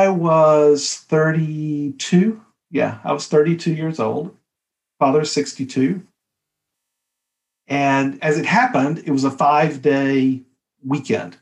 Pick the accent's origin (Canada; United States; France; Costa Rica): United States; a little town outside of Birmingham, Alabama; moved away; also born or lived in Boston / Dallas; We're from Alabama, right? So we're from you know, a little town outside of Birmingham, Alabama